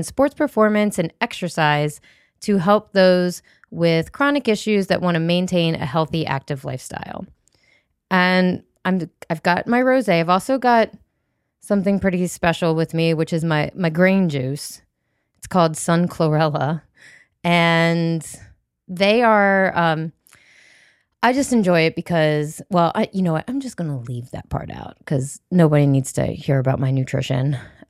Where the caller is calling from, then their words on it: Alexandria, Virginia, United States; I'm recording from Alexandria, Virginia